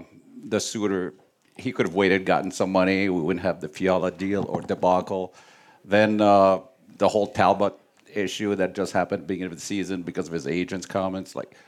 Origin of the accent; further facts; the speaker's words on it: Quebec City, Quebec, Canada; Canada, Quebec.